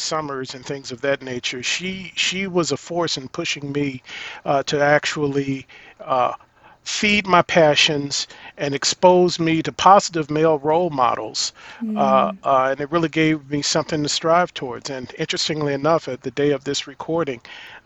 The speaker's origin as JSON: {"language": "English", "town": "East Cleveland", "region": "Ohio", "country": "United States", "tie": "born or raised there", "also_born_or_lived": "Virginia", "moved": "yes", "lives_now": "Chicago, United States", "said": "we relocated from Virginia to Cleveland"}